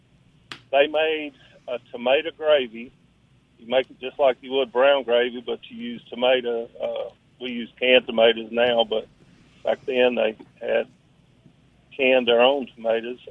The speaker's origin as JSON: {"language": "English", "region": "North Louisiana", "country": "United States", "moved": "as an adult", "lives_now": "Mississippi, United States", "said": "I'm from North Louisiana, so with a bunch of rednecks"}